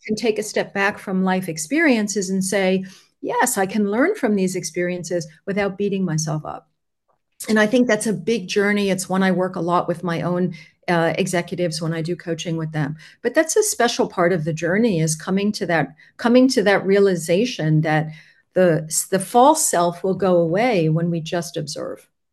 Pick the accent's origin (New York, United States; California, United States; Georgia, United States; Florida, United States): New York, United States; Long Island; now in Switzerland; I was born near the water. I was born on Long Island